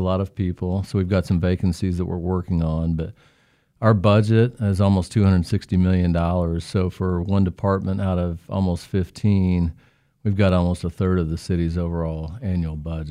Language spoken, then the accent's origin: English; Newton, Kansas, United States; I'm from Newton.